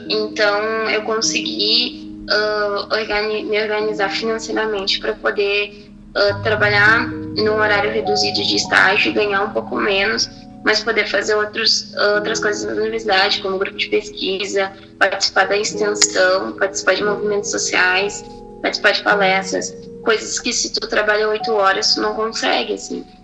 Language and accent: Portuguese; Porto Alegre, Rio Grande do Sul, Brazil; Eu nasci aqui em Porto Alegre